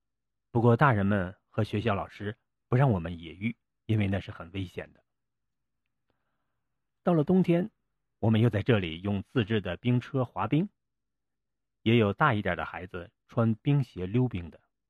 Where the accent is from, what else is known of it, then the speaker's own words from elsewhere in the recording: Changtu, Liaoning, China; moved away as an adult; also born or lived in Beijing / Germany; 我于一九六六年十月三号出生在辽宁昌图。